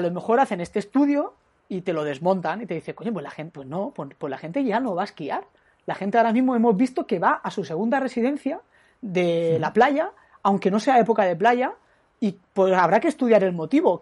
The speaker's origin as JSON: {"language": "Spanish", "region": "Catalonia", "country": "Spain", "said": "como catalán que, que soy"}